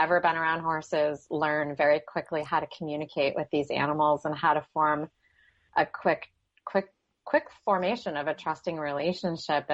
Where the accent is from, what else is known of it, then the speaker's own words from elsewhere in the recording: Michigan, United States; moved away as an adult; also born or lived in Arizona; now in San Francisco Bay Area, United States; I grew up in Michigan, and I left Michigan when I finished high school